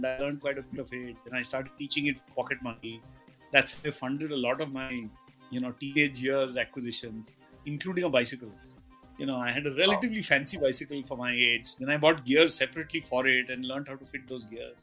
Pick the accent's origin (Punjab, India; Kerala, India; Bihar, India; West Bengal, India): West Bengal, India; Asansol; I grew up in a town called Asansol